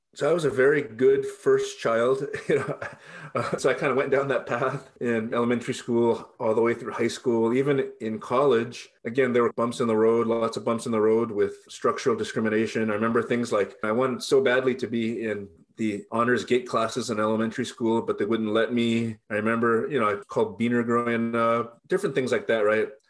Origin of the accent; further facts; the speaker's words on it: Hacienda Heights, California, United States; I was born at White Memorial Hospital in Boyle Heights, raised in Hacienda Heights